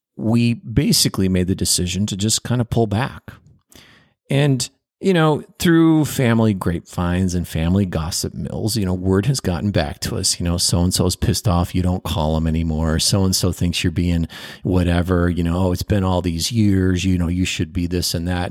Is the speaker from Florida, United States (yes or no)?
no; Chicago, Illinois, United States; I was born in Chicago